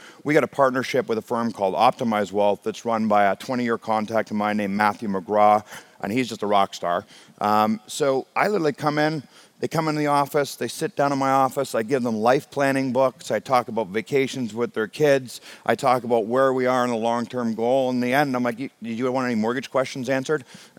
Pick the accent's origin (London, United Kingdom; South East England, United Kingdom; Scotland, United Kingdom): Scotland, United Kingdom; now in Canada; I took my first commercial airline flight when I came from Scotland to Canada.